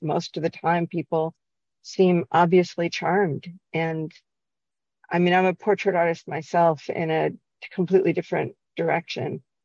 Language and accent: English; Cincinnati, Ohio, United States; now in Chicago, United States; I'm from Cincinnati and I moved here originally in the early 80s. And Cincinnati, when I grew up, was incredibly segregated.